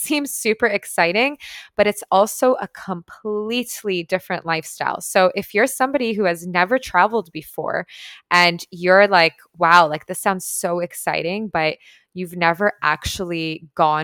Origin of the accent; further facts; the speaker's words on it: Toronto, Ontario, Canada; moved away as an adult; now in Tulum, Mexico; growing up in Toronto.